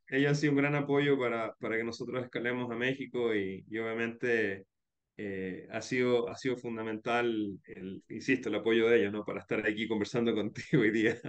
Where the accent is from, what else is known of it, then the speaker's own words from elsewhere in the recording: Chile; moved away as an adult; also born or lived in Spain; now in Guayaquil, Ecuador; Yo soy de origen chileno, eh, pero hace 15 años me radiqué en, Ecuador, después de haber vivido